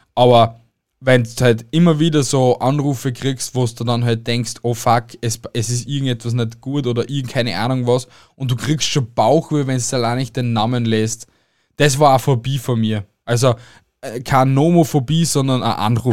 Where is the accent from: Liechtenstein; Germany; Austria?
Austria; bei uns in Österreich